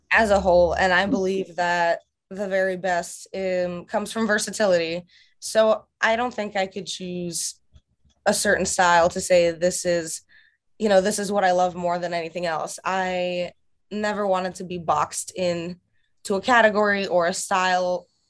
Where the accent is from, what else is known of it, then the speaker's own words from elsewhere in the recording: Russia; now in United States; my home country of Russia